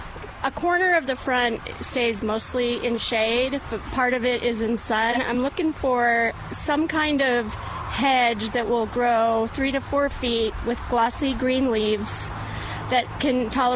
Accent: Iowa, United States; moved away as an adult; now in San Antonio, United States; I'm from Iowa originally.

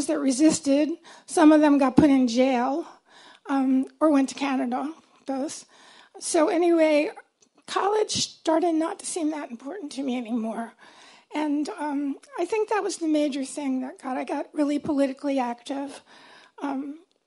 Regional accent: Baltimore, Maryland, United States; I grew up in Baltimore.

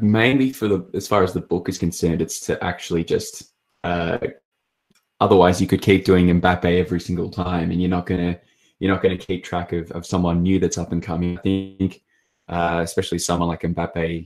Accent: Australia; I'm obviously from Australia

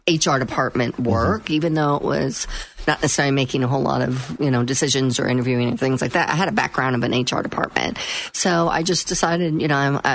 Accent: Orlando, Florida, United States; born and raised in Orlando.

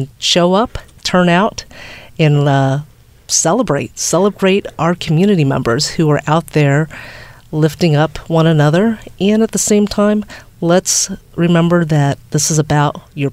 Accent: Virginia, United States; moved away; Virginia's my home state

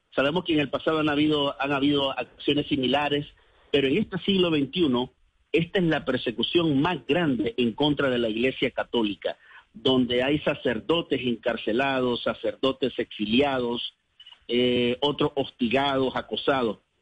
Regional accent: Nicaragua; moved away as an adult; mi país

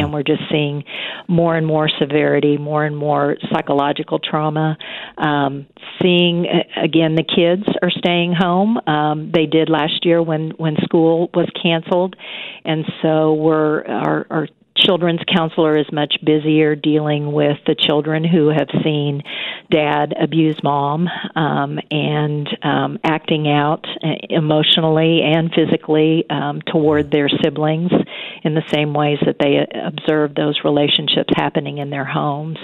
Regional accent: Wichita, Kansas, United States; also born or lived in Pennsylvania / Missouri; I grew up in the Wichita Derby area

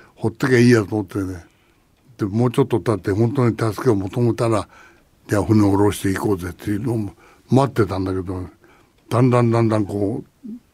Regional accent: Chigasaki, Kanagawa, Japan; 同じ茅ヶ崎出身だからね

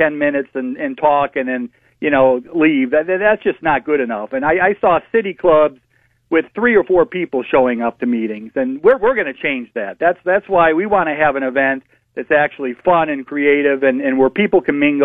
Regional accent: Parma, Ohio, United States; I grew up in Parma. I went to school in Parma. I no longer live there

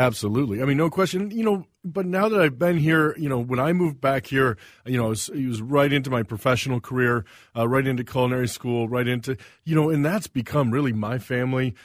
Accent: the Carolinas, United States; also born or lived in Saint Paul, Minnesota / Missouri; now in Minnesota, United States; moved to the Carolinas when I was five and grew up on the East Coast, uh, North Carolina, South Carolina.

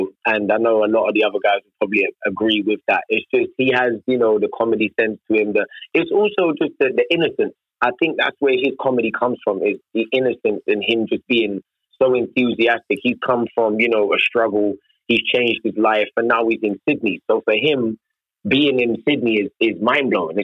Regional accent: United Kingdom; accent: British

